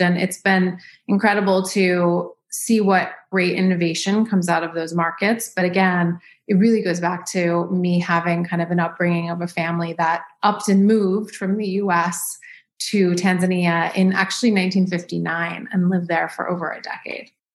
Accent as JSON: {"language": "English", "town": "New York City", "region": "New York", "country": "United States", "tie": "born or raised there", "also_born_or_lived": "Los Angeles", "moved": "yes", "lives_now": "Dallas, United States", "said": "I grew up in New York City."}